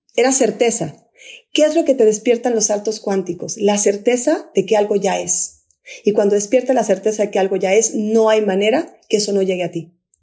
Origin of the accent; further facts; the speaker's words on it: Guatemala; moved away; also born or lived in Mexico City, Mexico; estoy aquí en, en mi tierra y en Antigua hay tres volcanes